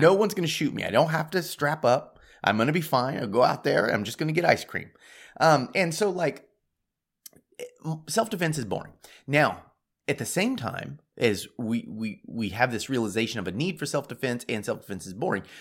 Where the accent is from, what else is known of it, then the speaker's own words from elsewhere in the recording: United States; I'm American